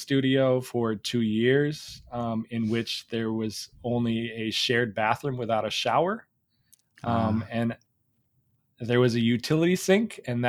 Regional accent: Chicago, Illinois, United States; I'm from Chicago.

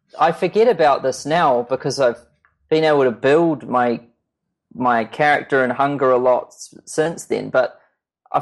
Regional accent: New Zealand; I'm this kid from New Zealand

